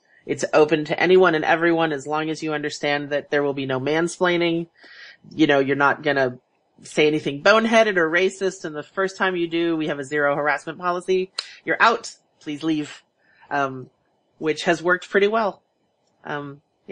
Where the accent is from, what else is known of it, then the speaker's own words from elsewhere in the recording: Houston, Texas, United States; now in Seattle, United States; growing up in Houston, where it was a melting pot.